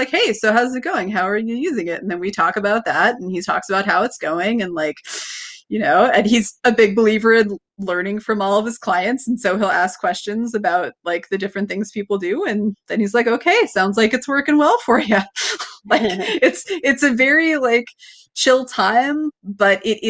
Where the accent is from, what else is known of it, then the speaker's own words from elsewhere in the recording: Washington, United States; also born or lived in Pennsylvania; now in Erie, United States; my home state